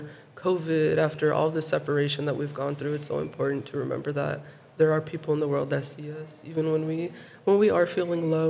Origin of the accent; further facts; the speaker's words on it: Chicago, Illinois, United States; I grew up in Pilsen.